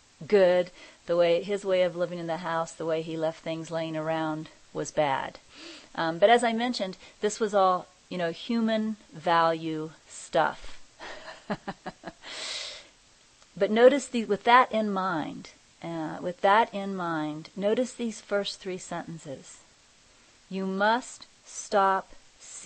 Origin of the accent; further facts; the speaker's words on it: Kansas, United States; moved away; I'm originally from Kansas